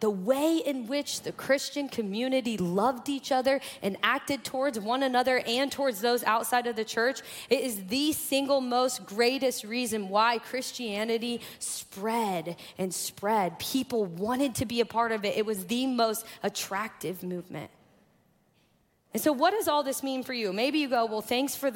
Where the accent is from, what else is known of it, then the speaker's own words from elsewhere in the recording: Kokomo, Indiana, United States; moved away; I grew up in Kokomo, Indiana